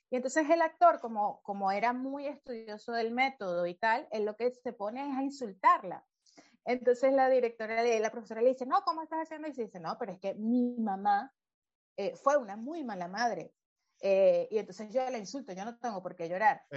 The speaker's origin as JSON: {"language": "Spanish", "town": "Valencia", "region": "Carabobo", "country": "Venezuela", "tie": "born or raised there", "also_born_or_lived": "Caracas, Venezuela", "said": "cuando todavía vivíamos en Caracas, yo, nací en Caracas hasta los ocho años, vivimos allí y fue cuando ya nuevo nos fuimos al monte, ¿no? A Valencia"}